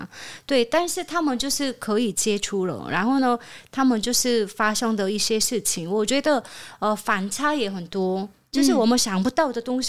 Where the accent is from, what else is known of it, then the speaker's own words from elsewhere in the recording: South Korea; moved away; 我是从韩国来的